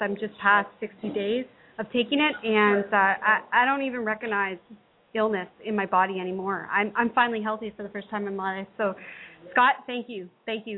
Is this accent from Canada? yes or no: yes; Canada; I'm Canadian.